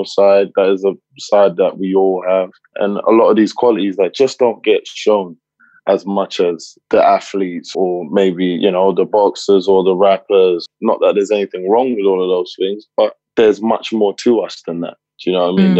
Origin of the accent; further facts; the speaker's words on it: London, United Kingdom; moved away; also born or lived in United States; I grew up in Tottenham. And just growing up in London.